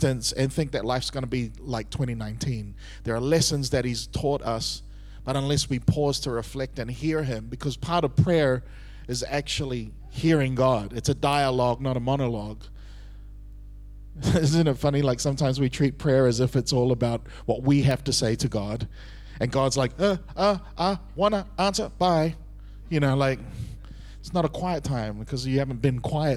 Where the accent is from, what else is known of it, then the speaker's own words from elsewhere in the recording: Auckland, New Zealand; moved away as an adult; also born or lived in Singapore; I was born and raised in Auckland, New Zealand